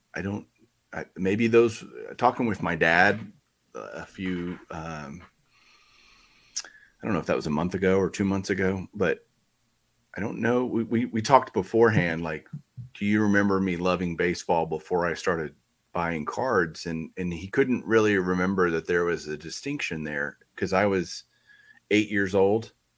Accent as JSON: {"language": "English", "region": "Texas", "country": "United States", "tie": "born or raised there", "said": "I grew up in Texas"}